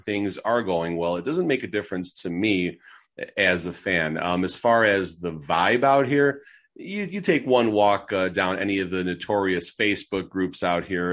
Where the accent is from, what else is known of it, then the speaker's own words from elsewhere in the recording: Chicago, Illinois, United States; moved away as an adult; now in Las Vegas, United States; I'm originally from Chicago